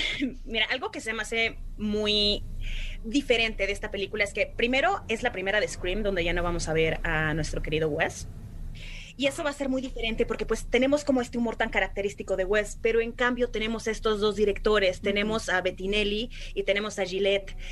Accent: Puebla, Mexico; yo soy de Puebla

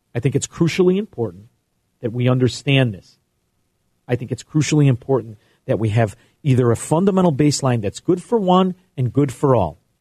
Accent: United States; we as American capitalists

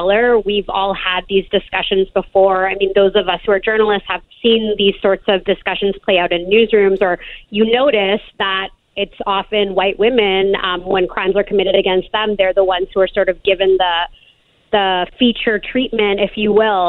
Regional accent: Canada; I'm actually Canadian

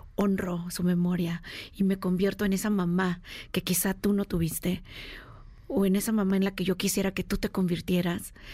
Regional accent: Mexico; moved away as an adult; also born or lived in United States

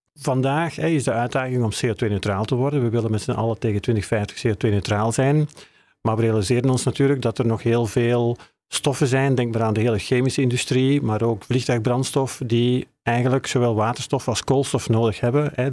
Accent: Belgium; moved away as an adult; now in Netherlands; Zoals je kan horen kom ik uit België, eh, maar ik werk al tien jaar hier in Nederland.

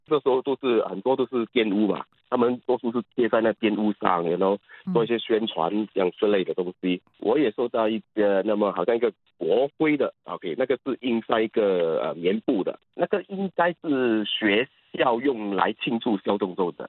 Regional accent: Singapore; 就是有我们的国歌啊在一面，另外一面就是那国旗

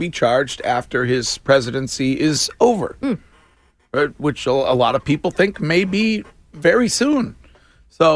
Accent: Stow, Massachusetts, United States; my hometown of Stowe, Massachusetts

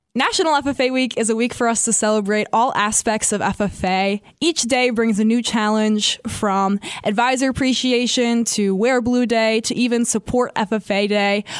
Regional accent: Albany, Wisconsin, United States; I'm from Albany, Wisconsin

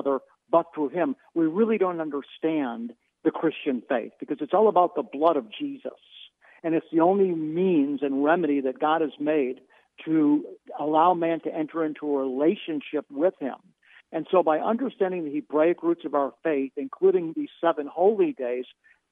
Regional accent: Cleveland, Ohio, United States; I'm Jewish, born and raised in Cleveland, Ohio

